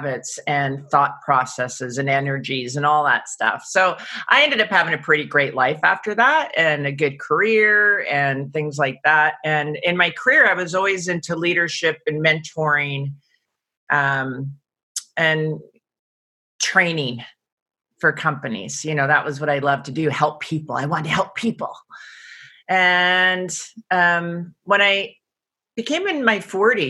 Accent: Seattle, Washington, United States; Born and raised in Seattle, Washington.

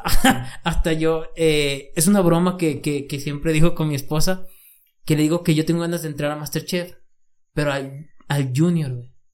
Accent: San Juan, Mexico; soy en México, soy de San Juan

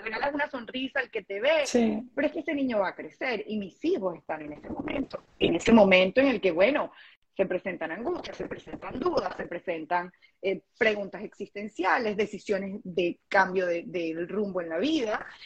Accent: Venezuela; moved away as an adult; now in Dominican Republic; emigramos, nos mudamos de Venezuela a República Dominicana

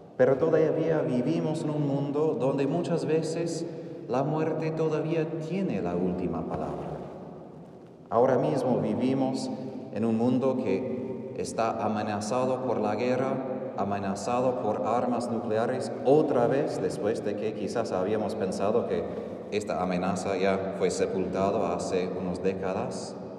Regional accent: Texas, United States; Spanish is a second language; moved away; soy de Texas

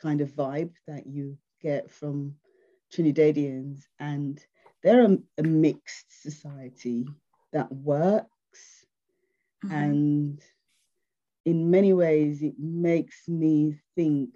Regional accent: Nigeria; born or raised there; also born or lived in England

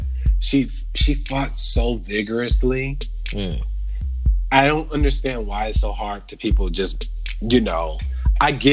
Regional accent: Las Vegas, Nevada, United States; my hometown, Vegas.

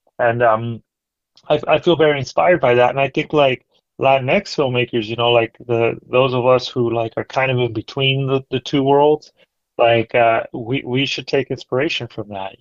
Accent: Mexico City, Mexico; also born or lived in Merced, California; now in Central Valley, United States; my hometown, Mexico City

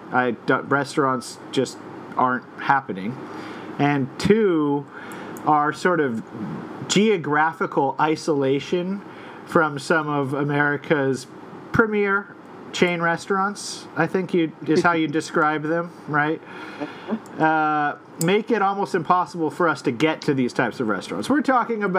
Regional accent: Albuquerque, New Mexico, United States; now in Brooklyn, United States; We're from Albuquerque.

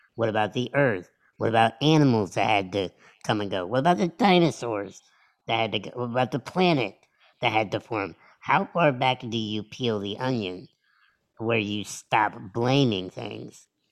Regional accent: United States; I was born in America

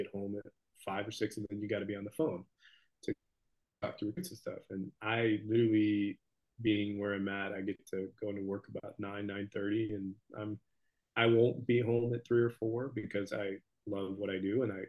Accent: Camarillo, California, United States; I'm from Camarillo, and it's a very kind of affluent area

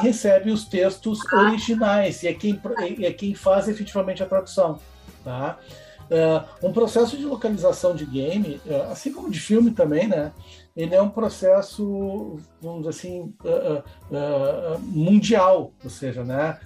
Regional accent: Porto Alegre, Rio Grande do Sul, Brazil; sou porto-alegrense, nascido na Beneficência Portuguesa

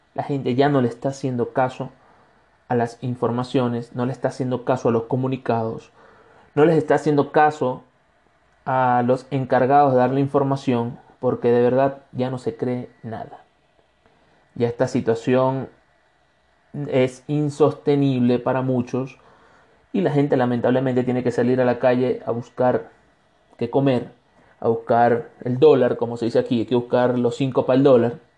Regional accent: Barcelona, Anzoátegui, Venezuela; moved away as an adult; now in Cuenca, Ecuador; soy un venezolano de Ecuador

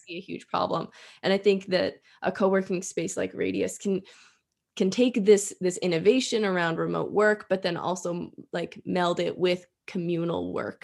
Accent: Edinboro, Pennsylvania, United States; now in Erie, United States; growing up in Edinburgh, where it's super rural

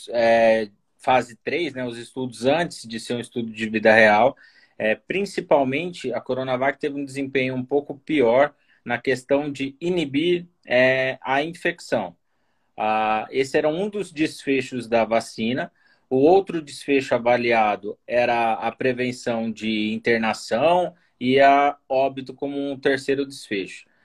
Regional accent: São Paulo, Brazil; moved away as an adult; now in Brasília, Brazil; São Paulo, moro aqui em Brasília há sete anos.

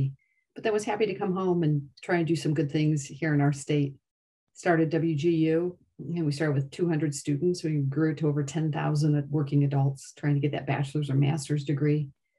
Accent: Gary, Indiana, United States; moved away as an adult; also born or lived in Portage, Indiana / Schererville, Indiana / Washington, D.C.; I'm originally from Indiana, born and raised. I started off as a first grade school teacher in Northwest Indiana. So if any of your listeners are from the region, that's where I hail.

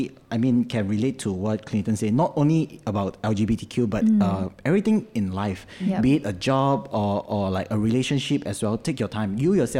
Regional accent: Malaysia; we as Malaysian

